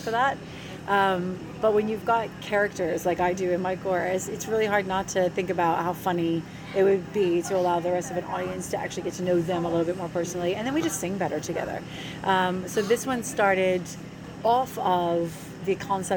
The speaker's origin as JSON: {"language": "English", "country": "United States", "moved": "yes", "lives_now": "Australia", "said": "being American"}